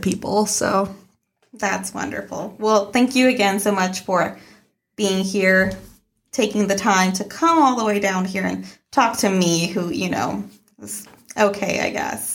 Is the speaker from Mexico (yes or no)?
yes; Mexico; moved away; growing up in Mexico